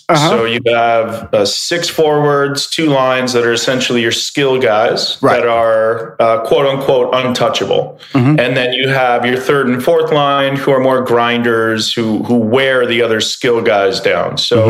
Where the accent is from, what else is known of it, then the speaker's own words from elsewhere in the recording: Canada; So I grew up in Canada, and you know, as soon as you get born, you can walk, you get put on skates.